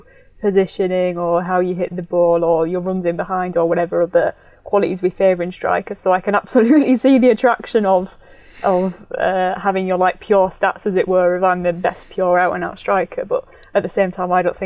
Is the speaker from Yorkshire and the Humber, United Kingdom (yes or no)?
yes; Yorkshire and the Humber, United Kingdom; accent: Yorkshire